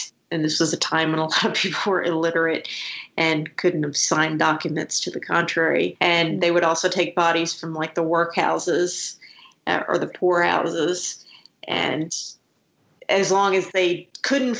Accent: Scotland, United Kingdom; I was born in Scotland

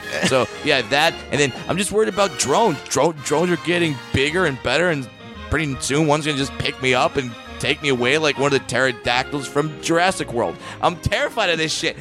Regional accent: near Irvine, California, United States; Irvine, California, near my hometown

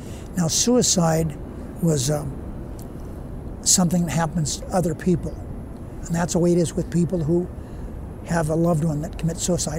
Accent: Searchlight, Nevada, United States; I came over from Searchlight dressed different than the other kids. My hair wasn't the same.

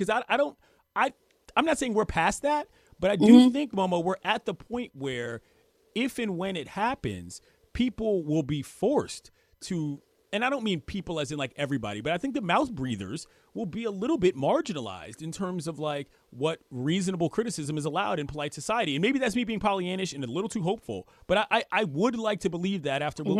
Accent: Washington, District of Columbia, United States; they're the worst team in the NBA and they happen to be from my hometown.

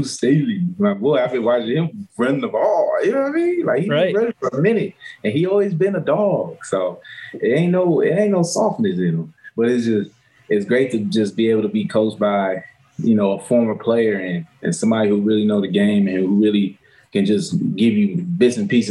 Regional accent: West Coast, United States; moved away as an adult; now in Detroit, United States; I'm from the West Coast side

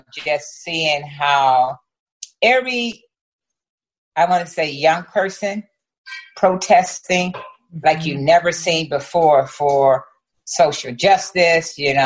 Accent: East St. Louis, Illinois, United States; moved away as an adult; growing up in East St. Louis, predominantly Black, you know, city

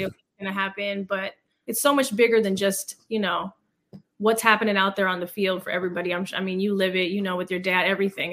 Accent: Fremont, California, United States; moved away as an adult; also born or lived in Hayward, California / Los Angeles; I grew up in Fremont

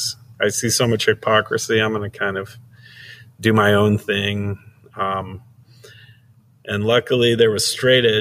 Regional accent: Midway, Utah, United States; also born or lived in Las Vegas, Nevada / Salt Lake City, Utah; born in up Midway. It's kind of up in the mountains.

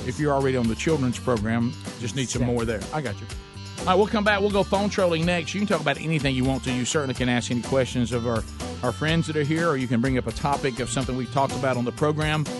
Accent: Oxford, Alabama, United States; Oxford, Alabama, my hometown

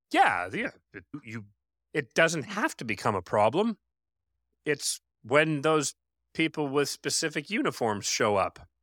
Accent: Canada; I'm Canadian

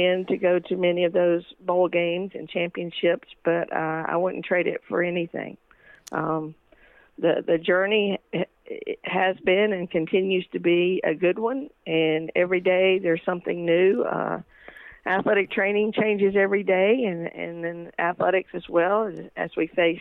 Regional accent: Mount Airy, North Carolina, United States; I'm originally from Mount Airy, North Carolina. Yes, everyone thinks of it as Mayberry. I did grow up an only child

